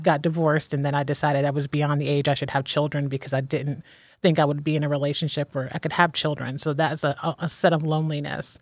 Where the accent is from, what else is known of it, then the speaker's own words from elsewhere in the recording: Ohio, United States; moved away as an adult; now in Philadelphia, United States; born and raised in Ohio, and I moved to Philadelphia by myself eight years ago